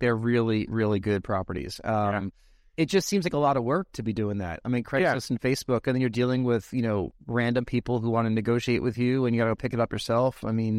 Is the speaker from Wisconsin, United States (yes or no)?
no; New York, United States; So back where I grew up outside New York City, you know, every so often we go to Boston Market